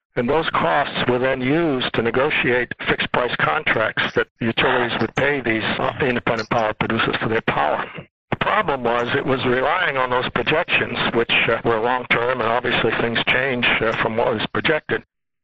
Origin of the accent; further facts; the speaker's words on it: Belmont, Massachusetts, United States; moved away as an adult; also born or lived in Buffalo, New York; now in New York, United States; I grew up in Belmont, 7 miles west of Boston. Went to Catholic schools packed with baby boomers like myself.